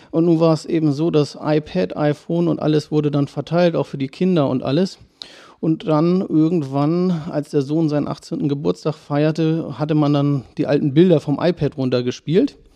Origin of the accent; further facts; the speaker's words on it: Schwarzenberg, Saxony, Germany; Ja, also ich bin, äh, wohne schon immer in Schwarzenberg, äh, bin hier auch zur Grundschule gegangen